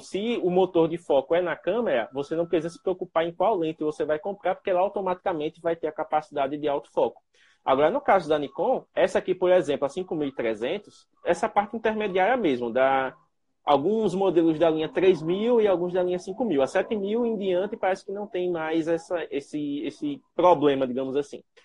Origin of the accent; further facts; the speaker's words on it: Penedo, Alagoas, Brazil; eu sou de Penedo, é uma cidade relativamente próxima.